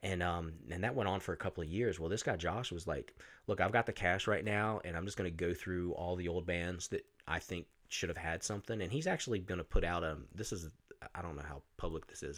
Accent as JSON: {"language": "English", "town": "Roanoke", "region": "Virginia", "country": "United States", "tie": "born or raised there"}